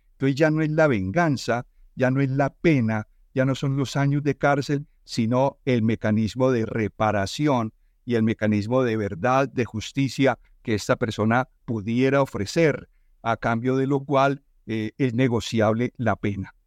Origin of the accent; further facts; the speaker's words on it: Colombia; estamos como sociedad colombiana